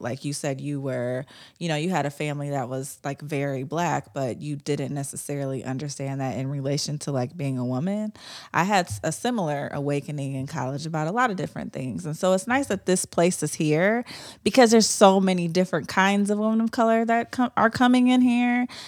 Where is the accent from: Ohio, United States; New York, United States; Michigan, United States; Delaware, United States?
Ohio, United States; I wasn't raised in the South, I was raised in Ohio